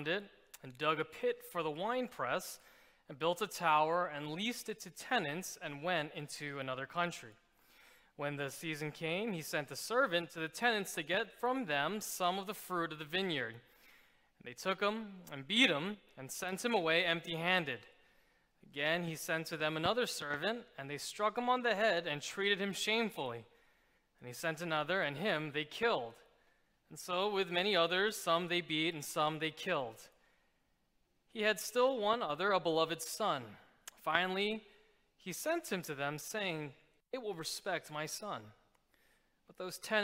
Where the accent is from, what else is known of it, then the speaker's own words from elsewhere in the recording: New York City, New York, United States; moved away as an adult; now in Philadelphia, United States; I've been in Philadelphia for about coming up on my 10th year, but I'm originally from New York City.